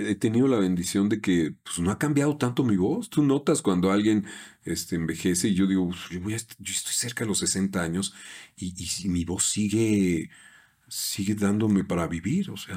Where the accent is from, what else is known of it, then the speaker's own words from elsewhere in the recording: Yucatán, Mexico; Bueno, lo que pasa es que soy del norte de Yucatán.